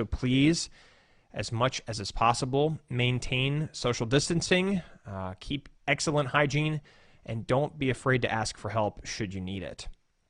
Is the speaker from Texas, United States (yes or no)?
no; Woodbridge, Virginia, United States; I said, "Actually, I'm not a pastor here. I'm a pastor from Woodbridge, Virginia."